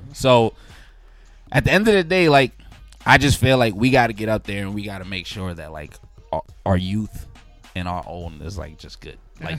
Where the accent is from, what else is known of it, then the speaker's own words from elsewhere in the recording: New York City, New York, United States; when I was growing up in Bed-Stuy when I was younger